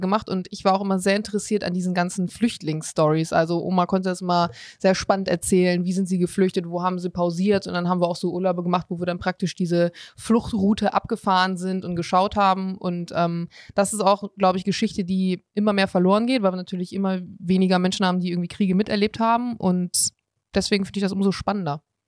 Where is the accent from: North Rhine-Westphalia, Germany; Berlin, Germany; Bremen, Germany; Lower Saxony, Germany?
Bremen, Germany; Ich komme tatsächlich aus Bremen.